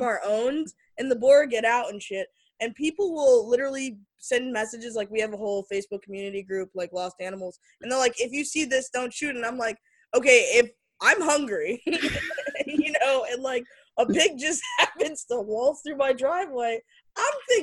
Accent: Florida, United States; I'm from Florida

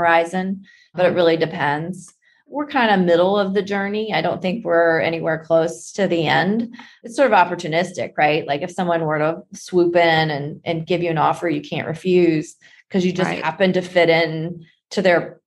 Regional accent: West Virginia, United States; I grew up in West Virginia

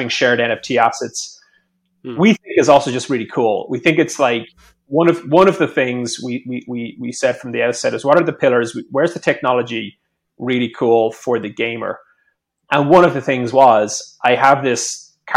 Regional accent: Ireland; I'm Irish

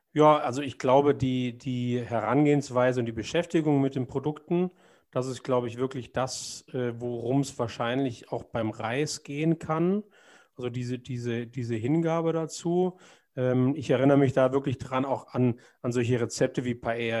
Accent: Germany; als Deutscher

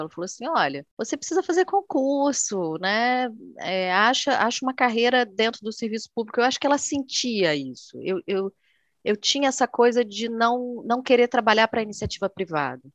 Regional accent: Vitória, Espírito Santo, Brazil; moved away as an adult; also born or lived in Buenos Aires; now in Rio de Janeiro, Brazil; eu sou do Espírito Santo, né? Eu sou natural de Vitória.

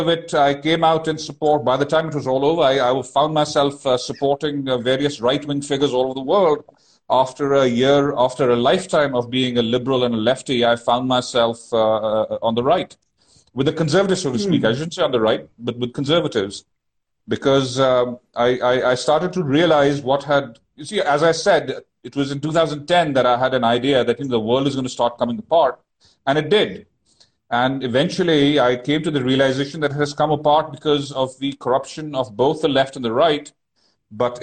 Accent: India; moved away as an adult; also born or lived in United States / New York City; I was born in India. I grew up in India. When I was 20, I went to the U.S. To get an education

